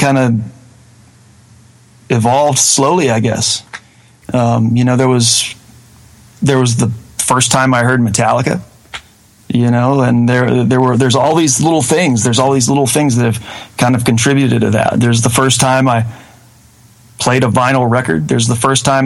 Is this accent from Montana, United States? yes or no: no; Batesville, Mississippi, United States; moved away as an adult; also born or lived in Murfreesboro, Tennessee; I was born and raised in North Mississippi, about 45 minutes south of Memphis, on I-55, and ended up moving to Murfreesboro, Tennessee